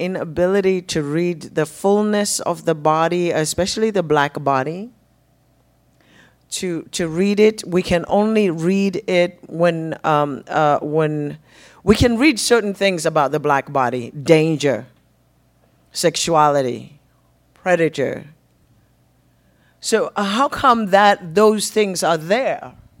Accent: Zimbabwe; first language Shona; English is a second language; from a Shona language, a spoken language, that has really English pales in comparison to my mother tongue.

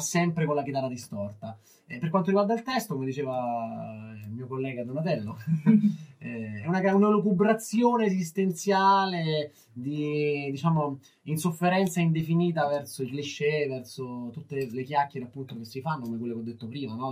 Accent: Rome, Lazio, Italy; Noi veniamo da Roma

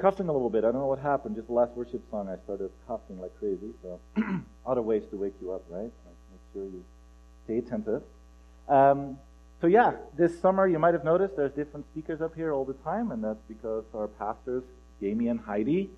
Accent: Netherlands; moved away as an adult; now in Pullman, United States; together with my accent, you might figure out, oh, where is he from? I'm originally from Holland

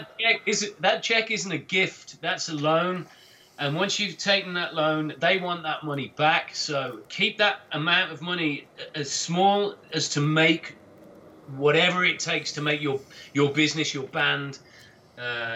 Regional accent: England, United Kingdom; us being English

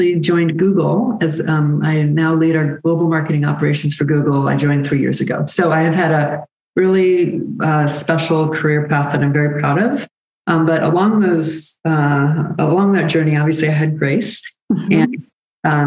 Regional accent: Birmingham, Michigan, United States; moved away as an adult; also born or lived in Washington, D.C. / Chicago / Atlanta; I grew up in Michigan, Birmingham, Michigan, with my parents

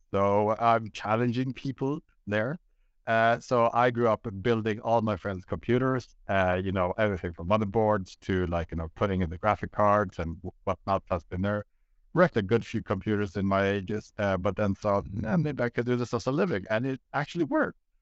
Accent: Sweden; born and raised in Sweden by two Greek parents

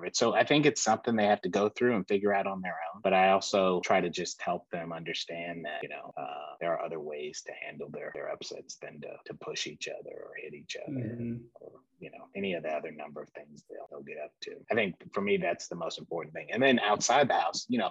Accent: Houston, Texas, United States; Texas. We grew up in Houston, so, Texas.

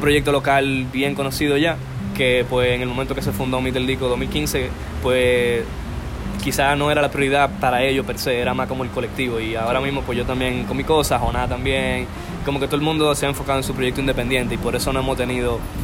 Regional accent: Dominican Republic; como dominicano

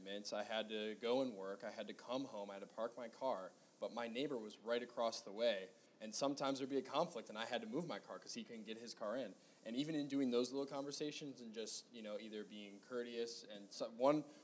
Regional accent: Michigan, United States; moved away; I'm from Michigan.

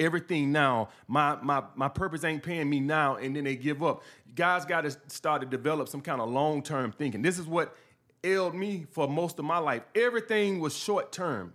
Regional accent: Montgomery, Alabama, United States; born or raised there; moved away as an adult; also born or lived in Brooklyn, New York

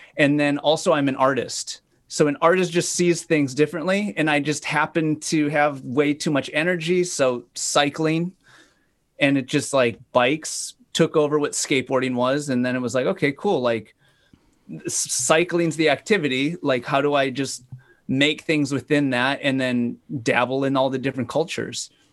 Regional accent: Fargo, North Dakota, United States; moved away as an adult; also born or lived in Sacramento, California; I grew up in Fargo, North Dakota.

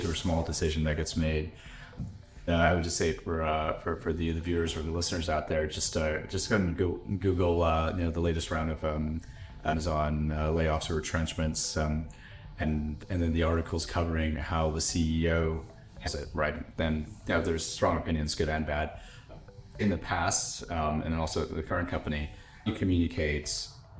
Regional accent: United States; I'm American

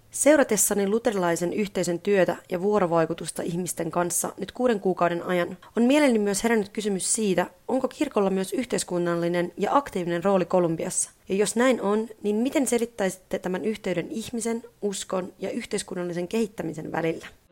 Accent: Finland; kotimaastani, Suomesta

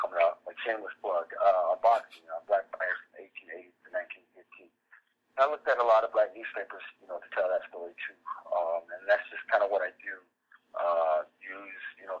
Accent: Southern California, United States; now in Grand Rapids, United States; I'm from Southern California

